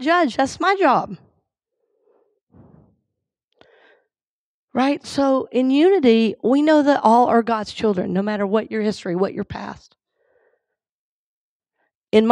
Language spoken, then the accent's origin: English; Georgia, United States; now in Tampa, United States; he's my home state